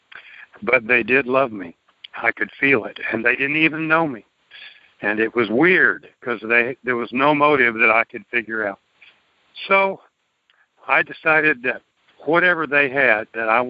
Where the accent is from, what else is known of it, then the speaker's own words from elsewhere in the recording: Tyler, Texas, United States; I grew up in Tyler, which is a mid-sized city here in East Texas